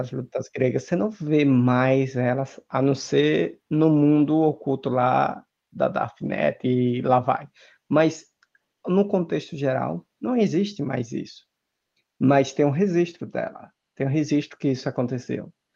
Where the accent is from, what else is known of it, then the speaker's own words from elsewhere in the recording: Brazil; no Brasil a gente fala se machuca